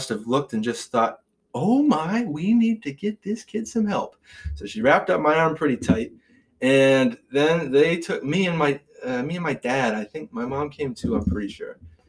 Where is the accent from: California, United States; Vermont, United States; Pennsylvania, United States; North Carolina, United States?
Vermont, United States; Irasburg; I'm from Irisburg, it does border Brownington.